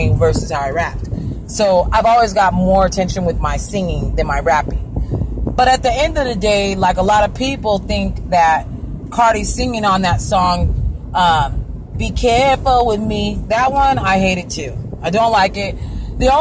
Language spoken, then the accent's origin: English; Arizona, United States; also born or lived in California; I'm from California, born in California, raised in Arizona, predominantly through my life